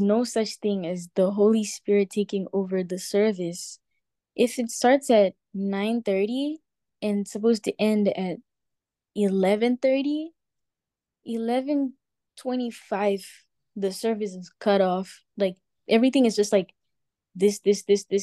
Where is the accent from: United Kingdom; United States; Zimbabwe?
Zimbabwe; moved away; when I was in Zim, I went to a Pentecostal church